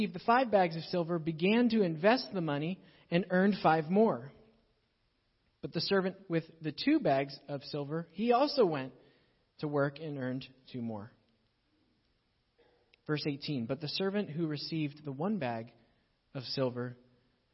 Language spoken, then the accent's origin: English; Pittsburgh, Pennsylvania, United States; moved away; So I grew up in Pittsburgh